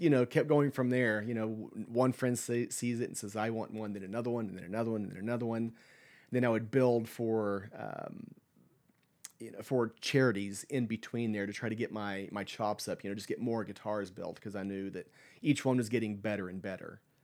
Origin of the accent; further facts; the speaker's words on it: Lawton, Oklahoma, United States; moved away as an adult; now in Stillwater, United States; I grew up in Lawton, which is a, I think a population of about eighty-five, ninety thousand